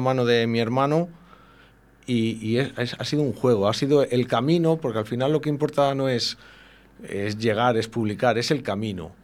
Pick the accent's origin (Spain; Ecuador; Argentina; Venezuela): Spain; como somos castellanos de hombres rudos del invierno